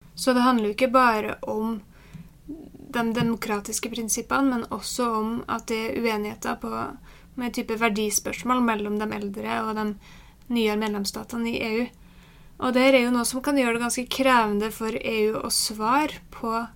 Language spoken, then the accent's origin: Norwegian; Norway; som nordmann